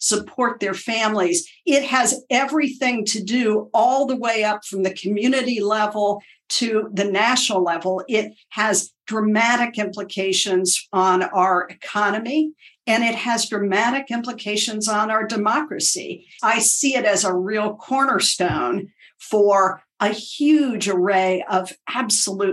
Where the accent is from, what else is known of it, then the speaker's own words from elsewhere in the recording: Appalachia, United States; moved away; also born or lived in Washington, D.C.; I was raised in Appalachia, which is a rural area in the United States